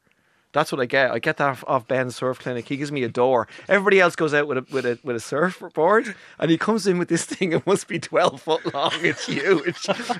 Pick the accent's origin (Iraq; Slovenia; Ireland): Ireland; Dublin, Leinster; Well, I'm from Ireland and Dublin.